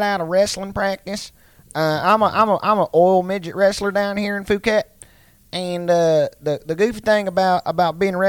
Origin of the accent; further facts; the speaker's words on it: Appalachia, United States; I grew up in Appalachia, but you can do whatever the fuck you want down here.